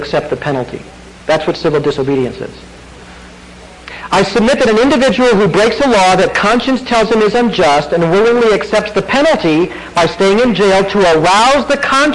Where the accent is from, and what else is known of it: United States